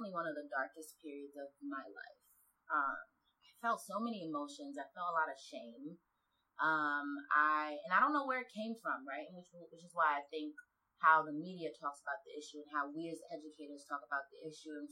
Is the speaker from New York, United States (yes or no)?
yes; New York, United States; also born or lived in Senegal; My family came from Senegal, West Africa, and settled in New York when I was 7